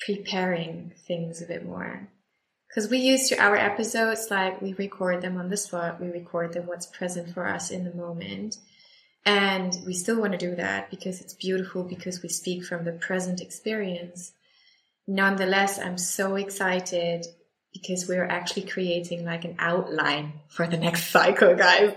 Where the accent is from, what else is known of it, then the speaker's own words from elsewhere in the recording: Bochum, North Rhine-Westphalia, Germany; my hometown Bochum